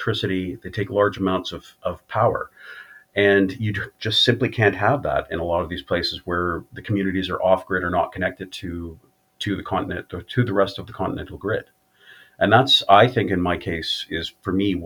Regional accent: Winnipeg, Manitoba, Canada; moved away; also born or lived in Saskatchewan; I'm also a status Indian, originally from Saskatchewan. I grew up in Winnipeg

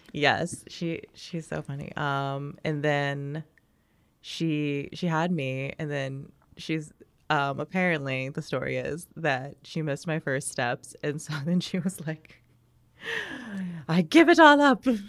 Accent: Overland Park, Kansas, United States; also born or lived in Mission, Kansas; am from Overland Park, Kansas. Okay. Um so and then before that I was in Mission, Kansas, so I've always grown up on the Kansas side

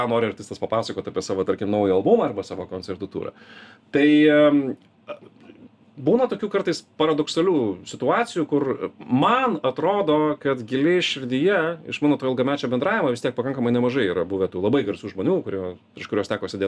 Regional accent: Lithuania; aš iš Lietuvos

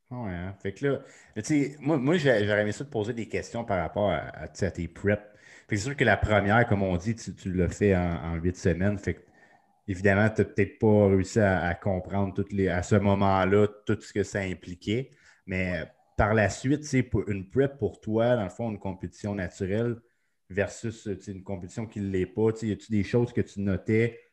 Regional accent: Sainte-Agathe-des-Monts, Quebec, Canada; c'est là que j'ai grandi

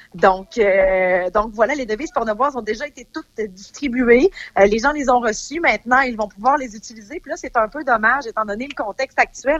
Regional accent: Saint-Alban, Quebec, Canada; je viens de Saint-Alban

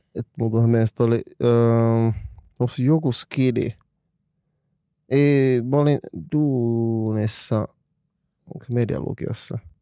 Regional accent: Finland; mä olen Suomesta

